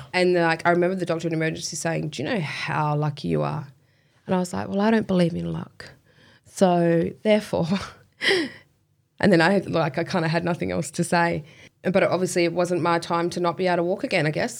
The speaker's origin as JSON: {"language": "English", "town": "Kwinana", "region": "Western Australia", "country": "Australia", "tie": "born or raised there", "also_born_or_lived": "Spearwood / Hamilton Hill / Fremantle", "said": "in my younger years, Kwinana."}